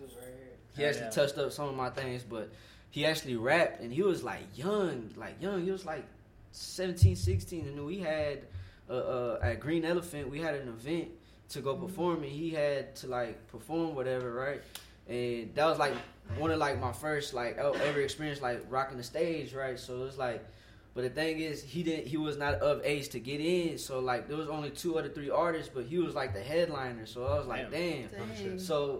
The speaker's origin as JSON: {"language": "English", "town": "Fort Worth", "region": "Texas", "country": "United States", "tie": "born or raised there", "said": "I'm born and raised in Fort Worth, Texas"}